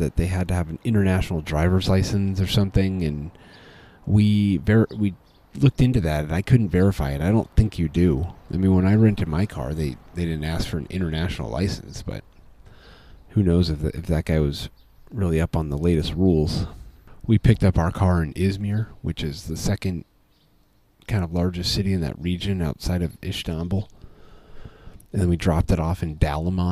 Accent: United States

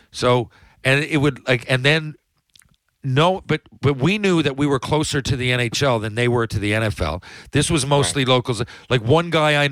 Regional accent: Mount Pearl, Newfoundland and Labrador, Canada; I know in my hometown, it's not the same when I go watch the Mount Pearl Junior Blades as it was when my dad coached them.

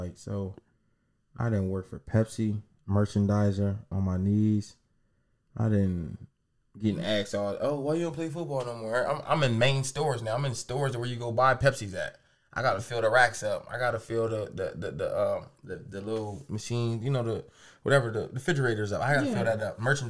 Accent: the South, United States; When I got cut, bro, I remember the first day I came back, … and I'm from the South.

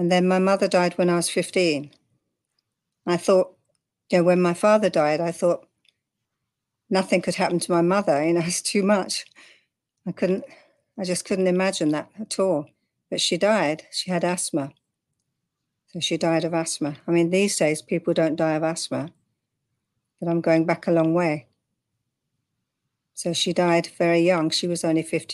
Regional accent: London, United Kingdom; moved away as an adult; also born or lived in Cornwall; now in Texas, United States; I come from London originally. I now live in Texas. I've been here 30 years. But I don't have the accent.

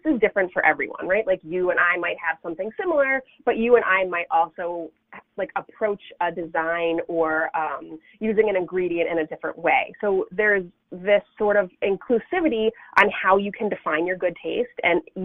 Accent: Sudbury, Massachusetts, United States; moved away as an adult; also born or lived in Rhode Island; now in Chicago, United States; I grew up in a little town called Sudbury, which is about, I would maybe 35 miles northwest of downtown Boston

